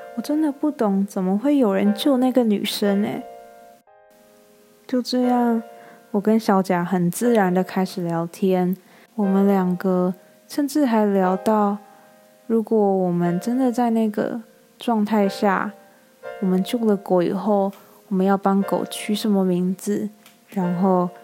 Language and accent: Chinese; Taiwan; moved away as an adult; now in United States; 我是台湾人啊